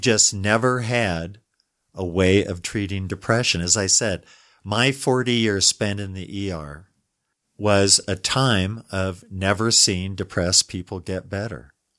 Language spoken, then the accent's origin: English; Denver, Colorado, United States; I was raised in Denver